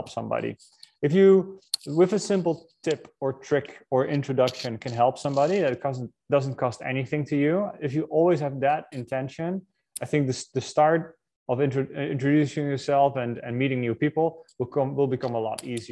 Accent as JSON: {"language": "English", "country": "Netherlands", "moved": "yes", "said": "I'm originally from the Netherlands"}